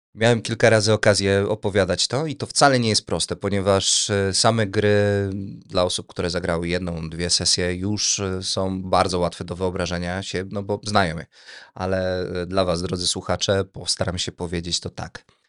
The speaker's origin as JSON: {"language": "Polish", "town": "Tomaszów Mazowiecki", "region": "Łódź Voivodeship", "country": "Poland", "said": "Jestem z Tomaszowa Mazowieckiego"}